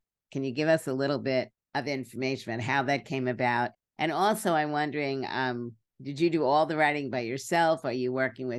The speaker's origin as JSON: {"language": "English", "town": "New York City", "region": "New York", "country": "United States", "said": "I'm from Brooklyn."}